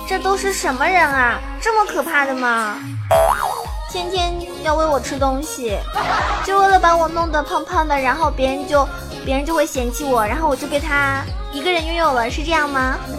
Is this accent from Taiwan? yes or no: no; Zhejiang, China; 作为一个浙江人